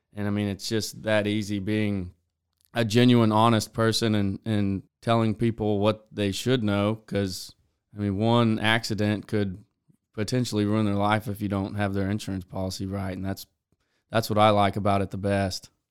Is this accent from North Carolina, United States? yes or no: no; Beeville, Texas, United States; also born or lived in College Station, Texas; I was born and raised in Beeville, uh, Texas